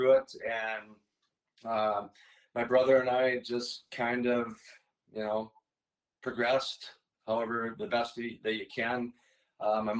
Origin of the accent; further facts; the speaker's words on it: Blaine, Minnesota, United States; also born or lived in Fridley, Minnesota; I was born in Fridley, Minnesota, and lived in Blaine